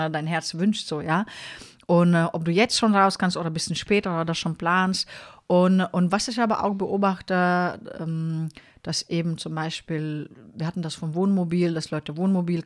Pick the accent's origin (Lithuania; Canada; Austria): Lithuania; moved away; also born or lived in Mannheim; ich bin ja eine Litauerin